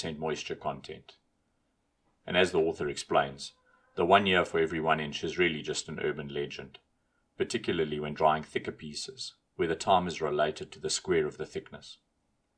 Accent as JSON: {"language": "English", "country": "South Africa", "said": "as a South African"}